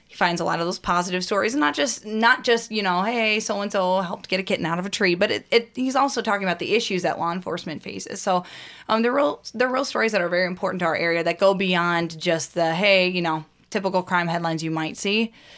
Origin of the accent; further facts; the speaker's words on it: Washington, Missouri, United States; my hometown. Again, Lowell, Washington, Missouri. It's outside of Saint Louis